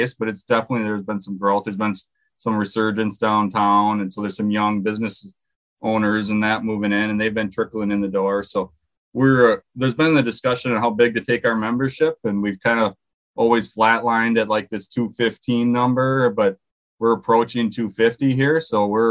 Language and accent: English; Durand, Wisconsin, United States; I'm from Wisconsin, this area of Wisconsin, near Eau Claire, in a little town called Durand, a little farming town south of Eau Claire